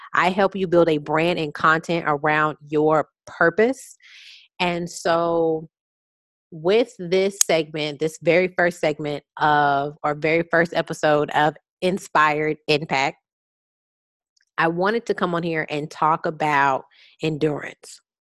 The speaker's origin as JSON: {"language": "English", "town": "Houston", "region": "Texas", "country": "United States", "said": "I'm from Houston"}